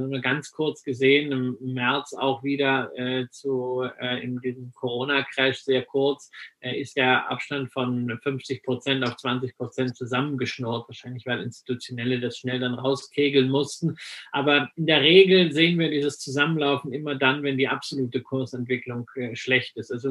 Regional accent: West Germany, Germany; weil ich bin ja im Westen groß geworden, ja, wir hatten ja nichts

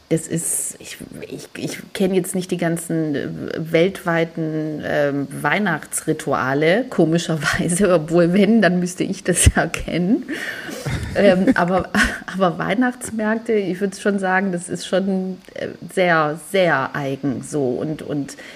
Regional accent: Germany; ich komme aus Deutschland, was können denn da für Berge sein?

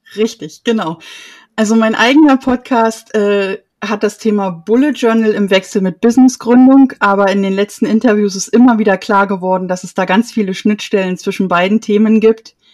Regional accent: Erfurt, Thuringia, Germany; ich komme aus Erfurt

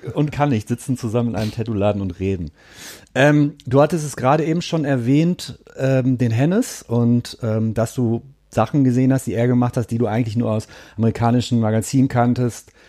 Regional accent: Gelsenkirchen, North Rhine-Westphalia, Germany; Ich komme aus Gelsenkirchen.

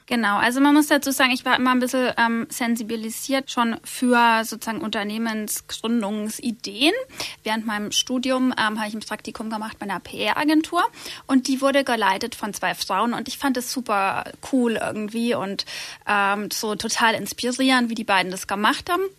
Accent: Nördlingen, Bavaria, Germany; moved away as an adult; now in Munich, Germany; ich bin gebürtig aus Nördlingen, das ist in Nordschwaben, und bin aufgewachsen auf einem kleinen Dorf, Löpsingen

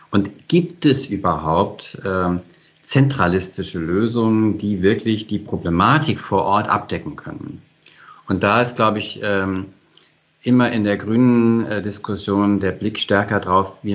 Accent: Hesse, Germany; born there; Als gebürtiger Hesse kannte ich aber nur das Kinzigtal äh, fast von Hessen

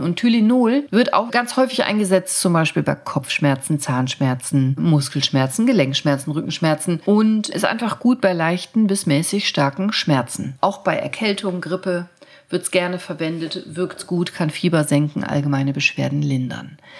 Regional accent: Germany; bei uns in Deutschland

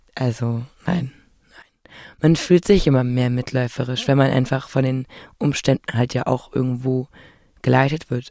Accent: Berlin, Germany; ich bin ja in Berlin äh, geboren und aufgewachsen

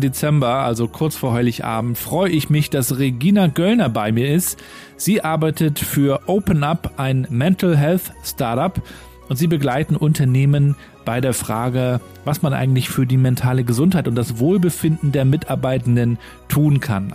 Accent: Mecklenburg-Vorpommern, Germany; also born or lived in Rostock; ich aus Mecklenburg-Vorpommern.

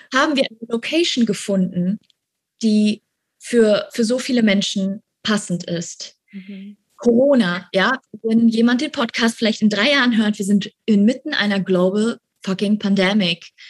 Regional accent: Germany; moved away as an adult; now in Bali, Indonesia; wir sind auch alle Deutsche, also alle sind aus Deutschland hergeflogen

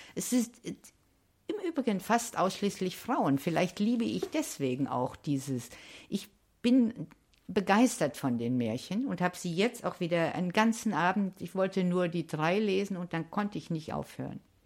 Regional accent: Hesse, Germany; ich bin ja auch äh, in Hessen geboren

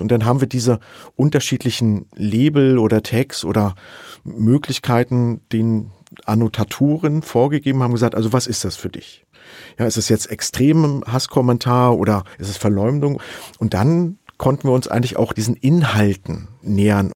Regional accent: Saxony, Germany; ich komme aus Sachsen

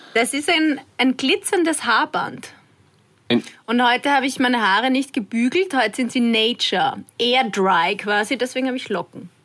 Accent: Waldviertel, Lower Austria, Austria; dass ich aus dem Waldviertel bin

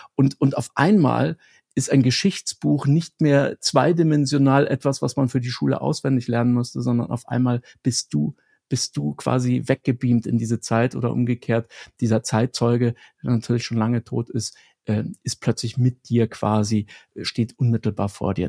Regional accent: Germany; moved away; bei uns in Deutschland

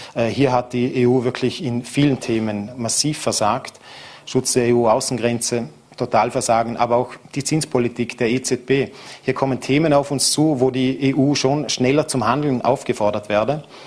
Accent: Vorarlberg, Austria; hier bei uns in Vorarlberg

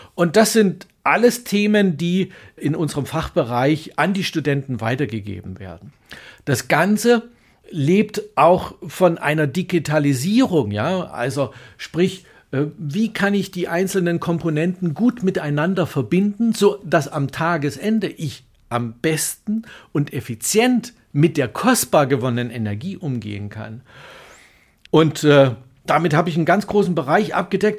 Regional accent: Germany; wir als Deutsche

